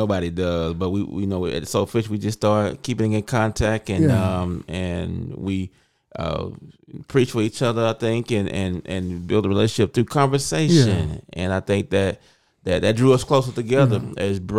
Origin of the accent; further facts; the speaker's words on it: Mississippi, United States; moved away as an adult; now in Memphis, United States; I'm from Mississippi.